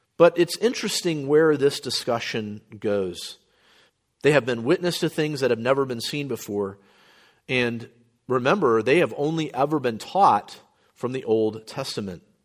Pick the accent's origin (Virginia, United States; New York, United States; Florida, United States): Florida, United States; moved away; also born or lived in New Orleans, Louisiana / Midwest; my parents moved back to Florida, where they were from. And so I grew up very much a, a Floridian